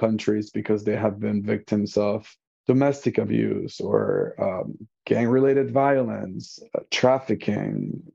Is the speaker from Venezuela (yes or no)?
yes; Venezuela; now in Chicago, United States; I am an immigrant. I am originally from Venezuela. I am bilingual. I speak Spanish.